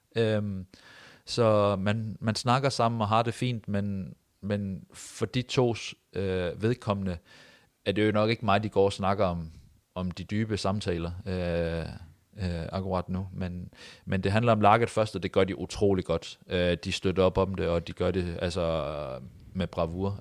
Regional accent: near Odense, Southern Denmark, Denmark; moved away as an adult; also born or lived in Vejle; now in Haugesund, Norway; nesten tett på hvor jeg kommer fra

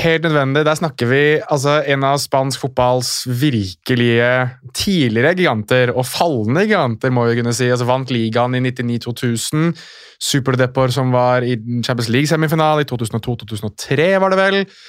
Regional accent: Morocco; now in Norway; nå er jeg marokkaner

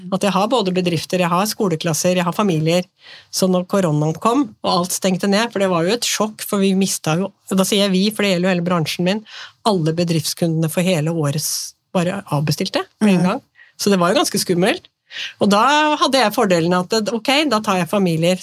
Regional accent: Nøtterøy, Vestfold, Norway; now in Tjøme, Norway; Jeg er født og oppvokst på Nøtterøy, men nå har jeg liksom bodd på Tjøme i 35 år.

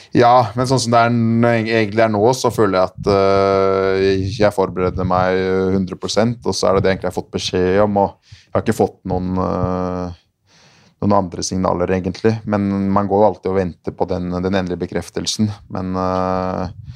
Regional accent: Asker, Akershus, Norway; jeg er fra, fra Asker

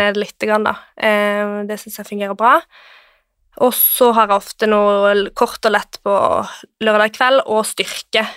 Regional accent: Kristiansand, Agder, Norway; moved away as an adult; now in Oslo, Norway; jeg er fra Kristiansand.

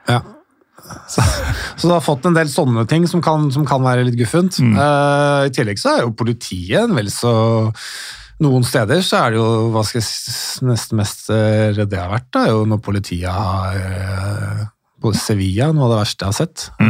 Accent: Norway; also born or lived in England; jeg som nordmann

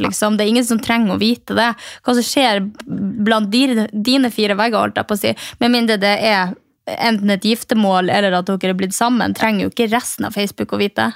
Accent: Mehamn, Finnmark, Norway; moved away; fra Mehamn, der jeg kommer fra

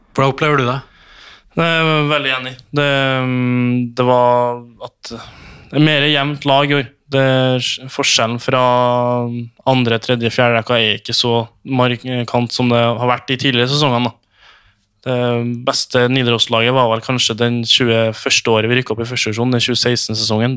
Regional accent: Trondheim, Trøndelag, Norway; jeg som trønder

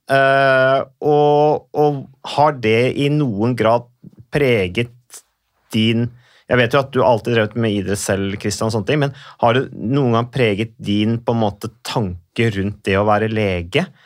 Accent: Modum, Buskerud, Norway; Der er for så vidt jeg også i nærheten vokst opp.

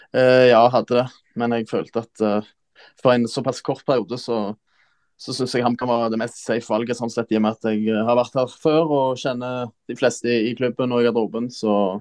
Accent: Jørpeland, Rogaland, Norway; moved away; hjemme på Jørpeland, var på ferie hjemme

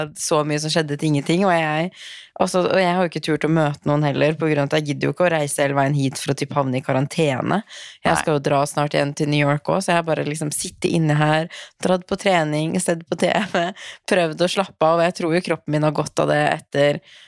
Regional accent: Tromsø, Troms, Norway; moved away; Jeg sitter hjemme i Tromsø

